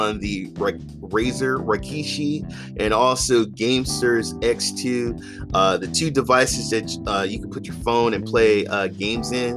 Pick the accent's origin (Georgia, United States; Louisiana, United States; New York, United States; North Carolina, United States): North Carolina, United States; now in California, United States; I live in California, but my home state is North Carolina